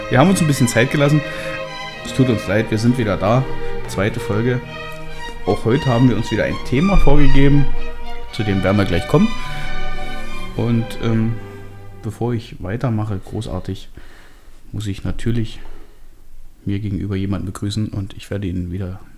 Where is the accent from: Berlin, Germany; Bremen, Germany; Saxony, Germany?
Saxony, Germany; Hoyerswerda; Ich bin, wie gesagt, äh, in Hoyerswerda groß geworden.